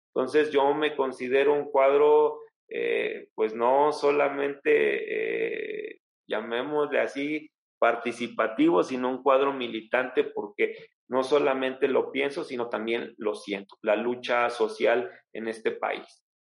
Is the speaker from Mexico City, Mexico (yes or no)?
no; Alzayanca, Tlaxcala, Mexico; mi pueblo, que es el municipio de Alzayanca, la capital del estado